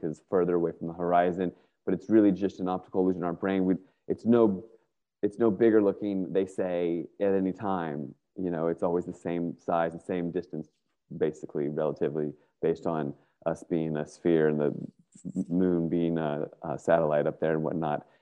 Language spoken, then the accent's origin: English; Northern Virginia, United States; moved away as an adult; now in Northern California, United States; I grew up in Northern Virginia.